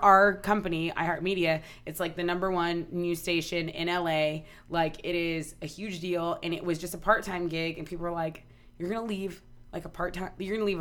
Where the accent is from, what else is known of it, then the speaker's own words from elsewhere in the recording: Corpus Christi, Texas, United States; moved away; Corpus is just a small town. I love my hometown